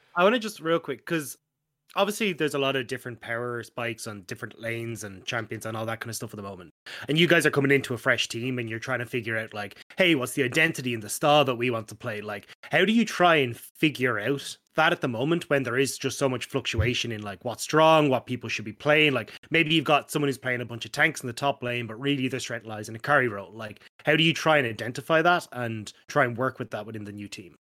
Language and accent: English; Ireland; you get treated really well as an Irishman once they realize you're not British